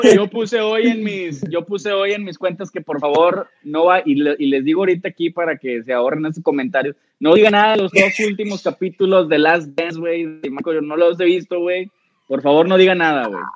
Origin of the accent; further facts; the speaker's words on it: Monterrey, Nuevo León, Mexico; nosotros que somos regios